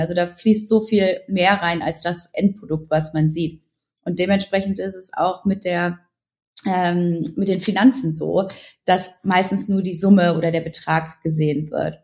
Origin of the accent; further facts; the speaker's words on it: Ruhr area, North Rhine-Westphalia, Germany; ich komme aus dem Ruhrgebiet, ich bin relativ bodenständig, ähm, ich komme aus einem ganz tollen Elternhaus und bin mit wahnsinnig viel Liebe aufgewachsen